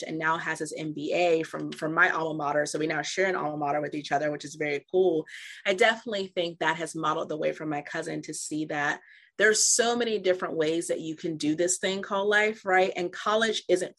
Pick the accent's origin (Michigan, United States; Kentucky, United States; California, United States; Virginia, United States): Virginia, United States; I am from Virginia